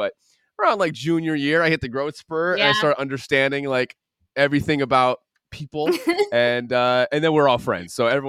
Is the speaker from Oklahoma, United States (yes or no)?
no; Toledo, Ohio, United States; We grew up near Toledo, Ohio, which was our big city, which is just crazy to say now.